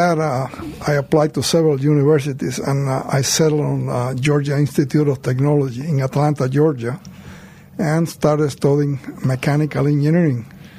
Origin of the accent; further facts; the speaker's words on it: Cuba; moved away as an adult; also born or lived in Florida / Salt Lake City / Philadelphia / Maine; now in Idaho, United States; I was born in Cuba